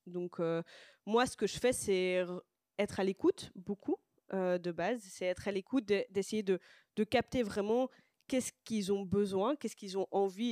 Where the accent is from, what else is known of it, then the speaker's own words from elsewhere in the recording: Brussels, Brussels-Capital Region, Belgium; also born or lived in Boxtel; je viens de Bruxelles, je suis née euh, à Boxtal et, j'ai grandi à Bruxelles